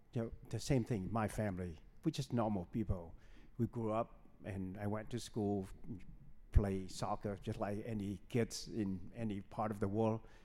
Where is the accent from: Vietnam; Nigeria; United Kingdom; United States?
Vietnam; Ho Chi Minh City; moved away; I was born in Saigon, Vietnam